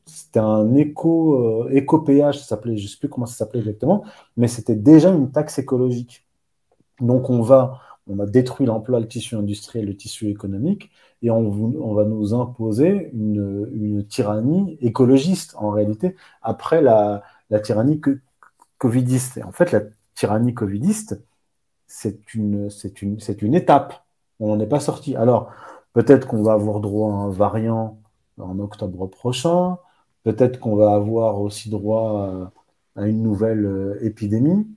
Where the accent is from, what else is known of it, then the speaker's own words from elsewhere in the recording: Morocco; je viens du Maroc